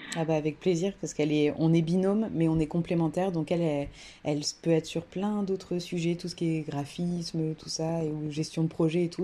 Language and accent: French; Creuse, Nouvelle-Aquitaine, France; now in Toulouse, France; actuellement je suis toulousaine euh, d'adoption depuis un bon moment. Je viens de la Creuse